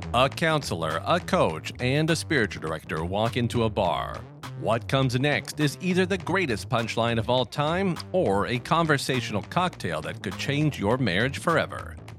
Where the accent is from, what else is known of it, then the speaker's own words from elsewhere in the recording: Steubenville, Ohio, United States; now in Sanford, United States; I'm originally yeah. from Steubenville, Ohio